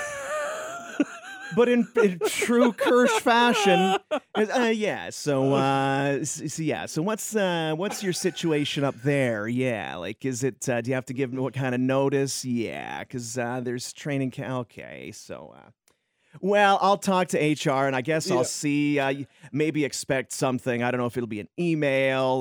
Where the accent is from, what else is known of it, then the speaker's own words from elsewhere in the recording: Roblin, Manitoba, Canada; moved away as an adult; also born or lived in Thunder Bay / Brandon / Red Deer / Edmonton; now in Calgary, Canada; I was growing up in Roblin, my small town